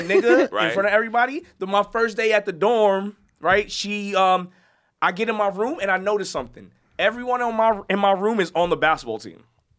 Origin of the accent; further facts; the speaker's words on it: New York City, New York, United States; I'm from the Bronx.